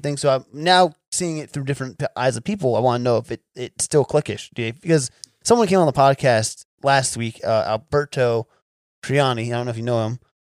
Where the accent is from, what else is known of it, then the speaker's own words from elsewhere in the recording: New Jersey, United States; moved away; I'm, I'm from New Jersey originally